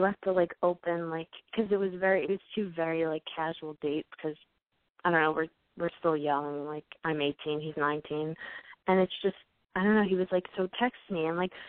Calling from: New York, United States; I'm 18, and I'm calling from New York.

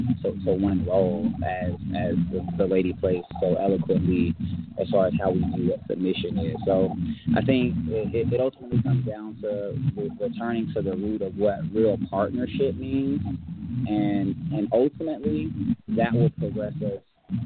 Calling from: Atlanta, Georgia, United States; I am calling in from Atlanta, Georgia. And, I'm a young adult. I'm in my mid-20s right now.

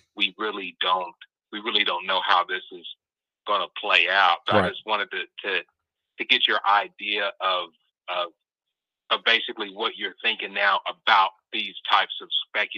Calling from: Midwest, United States; Hey, this is … from the Midwest.

